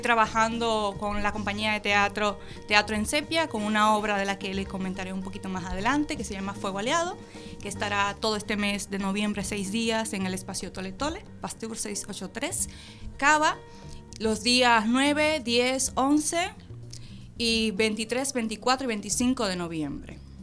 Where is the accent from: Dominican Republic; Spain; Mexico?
Dominican Republic; now in Argentina; Soy dominicana, naturalizada argentina